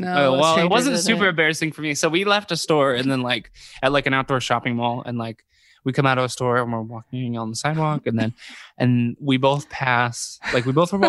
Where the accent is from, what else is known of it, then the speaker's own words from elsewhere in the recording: Dayton, Ohio, United States; moved away as an adult; now in Cleveland, United States; I'm from Dayton, like I just moved to Cleveland recently, like but I've like for the most part like grown up in Dayton, you know, I've been there for years.